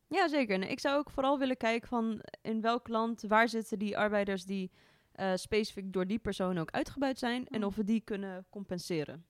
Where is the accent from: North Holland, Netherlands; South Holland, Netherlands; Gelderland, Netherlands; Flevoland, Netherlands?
North Holland, Netherlands; Amsterdam; kom ook uit het mooie Amsterdam